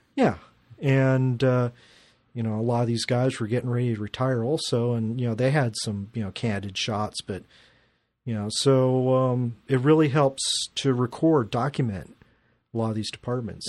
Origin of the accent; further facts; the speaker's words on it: Glendale, United States; I grew up in Glendale and, uh, was shooting for the Glendale newspaper